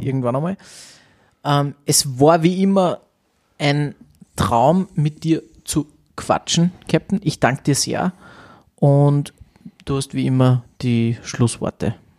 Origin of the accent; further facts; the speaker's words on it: Austria; bei uns in Österreich